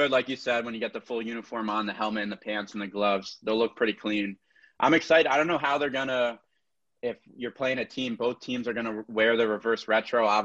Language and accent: English; Connecticut, United States; I'm a Devils fan, but I'm from Connecticut. So all my buddies, everyone I grow up around are Rangers fans.